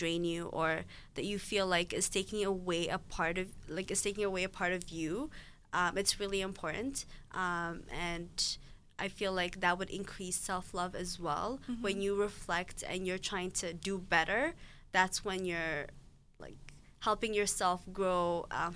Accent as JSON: {"language": "English", "country": "Ethiopia", "moved": "yes", "said": "my home country, I guess, Ethiopia"}